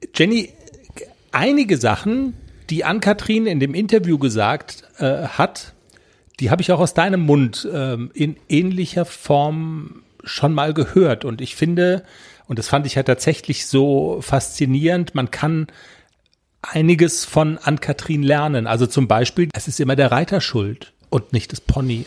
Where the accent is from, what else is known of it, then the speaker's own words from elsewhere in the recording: Black Forest, Baden-Württemberg, Germany; Da kommen wir auch her, aus dem Schwarzwald